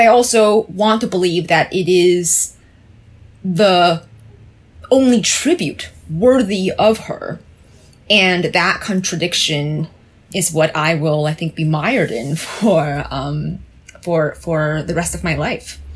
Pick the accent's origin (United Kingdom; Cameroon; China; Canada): China; now in United States; my mainlander background, as the two of you know, I was born in China